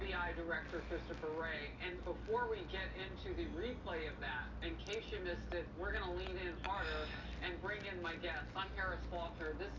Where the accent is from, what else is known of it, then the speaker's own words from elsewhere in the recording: United States; I'm an American